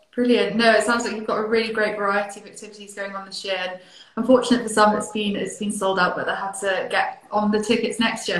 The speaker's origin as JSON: {"language": "English", "region": "Highlands of Scotland", "country": "United Kingdom", "said": "I am originally from the Highlands of Scotland and Elgin is very close to my heart"}